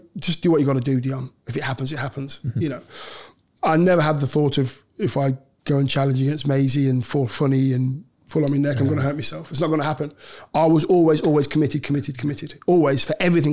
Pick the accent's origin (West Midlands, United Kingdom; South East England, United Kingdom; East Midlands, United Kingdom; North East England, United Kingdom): East Midlands, United Kingdom; Leicester; my hometown club